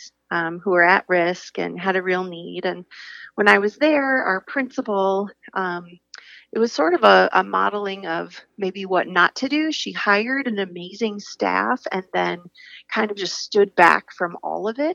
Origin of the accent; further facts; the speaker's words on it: Iowa, United States; I am from Iowa, a rural farm girl, and was fortunate to go to a K-12 school all the way